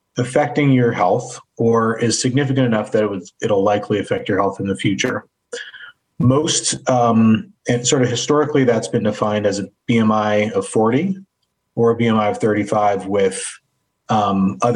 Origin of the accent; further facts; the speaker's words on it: Fort Bragg, California, United States; also born or lived in Durham, North Carolina; now in Cleveland, United States; I grew up in Northern California in a small town called Fort Bragg, which is on the coast about four hours north of San Francisco